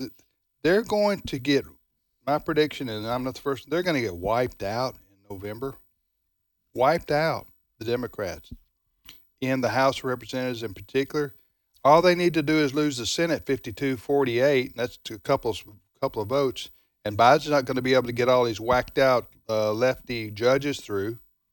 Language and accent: English; the South, United States; As a Southerner, I get tired of everything negative being called, quote, going south.